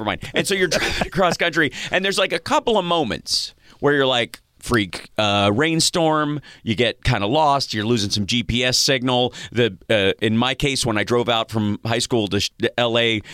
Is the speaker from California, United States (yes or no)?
no; Kentucky, United States; moved away; I'm from Kentucky originally